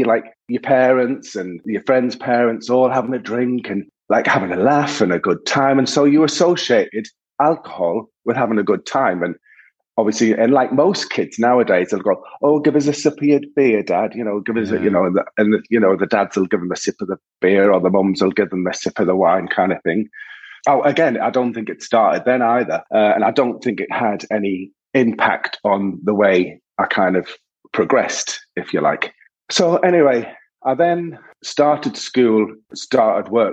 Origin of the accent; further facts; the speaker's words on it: Sunderland, North East England, United Kingdom; I was born in Sunderland in 1971, and I was the youngest of four boys.